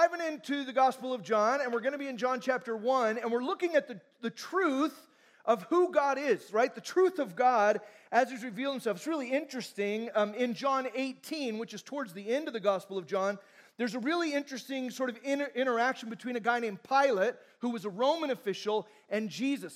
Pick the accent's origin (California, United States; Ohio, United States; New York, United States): California, United States; Fullerton; I'm from Fullerton, California